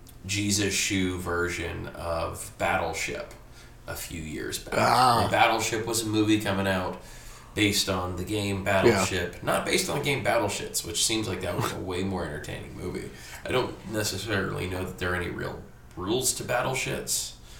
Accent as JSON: {"language": "English", "country": "Germany", "tie": "born or raised there", "said": "when I was a kid, because I grew up in Germany"}